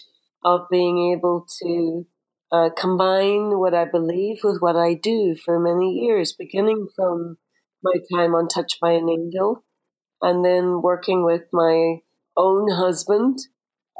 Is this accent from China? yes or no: no; Derry, Northern Ireland, United Kingdom; the city cemetery in Derry, my hometown.